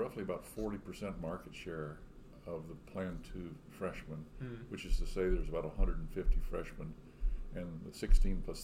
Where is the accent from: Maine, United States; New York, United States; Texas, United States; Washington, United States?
Texas, United States; Three Rivers; moved away as an adult; now in Austin, United States; I'm a South Texan. If you're getting gas as you travel from San Antonio to Corpus Christi, you would probably stop in my hometown of Three Rivers